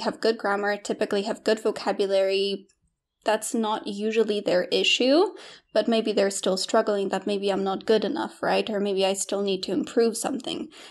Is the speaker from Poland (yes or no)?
yes; Poland; English is a second language; moved away; also born or lived in United Kingdom / Australia; I was born in Poland, grew up in Poland, and then we, my, my family decided to move to the U K